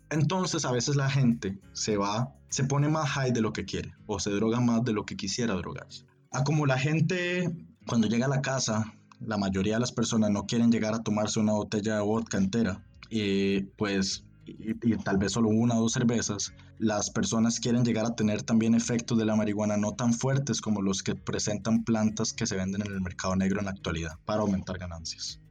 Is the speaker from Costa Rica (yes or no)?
yes; San José, Costa Rica; also born or lived in Heredia, Costa Rica; nací y me, criaron en, en San José, Costa Rica de hecho cerca en una provincia que se llama Heredia